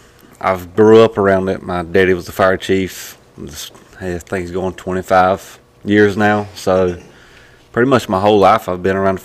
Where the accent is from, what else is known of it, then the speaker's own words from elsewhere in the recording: Bladenboro, North Carolina, United States; I'm from Bladenburg, North Carolina.